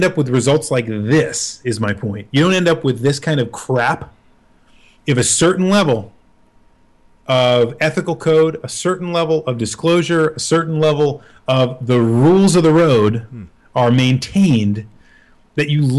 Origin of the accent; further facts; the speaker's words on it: United States; being American